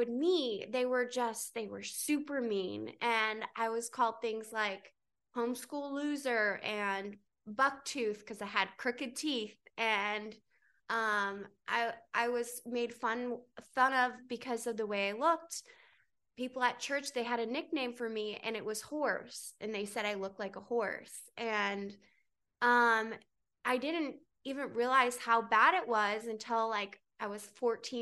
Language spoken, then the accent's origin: English; North Carolina, United States; also born or lived in Miami / New York; now in Los Angeles, United States; I grew up in North Carolina on a farm